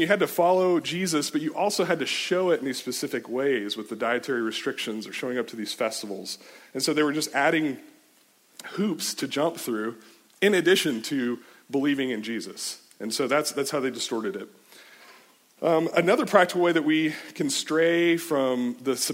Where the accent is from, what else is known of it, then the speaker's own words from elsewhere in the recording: Richardson, Texas, United States; I grew up in Richardson. It's like north of Dallas area